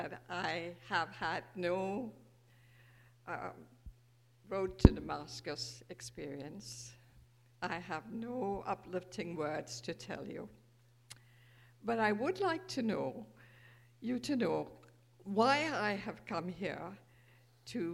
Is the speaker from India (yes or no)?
yes; India; moved away; I was born 83 years ago, a child of the British Raj, born to privilege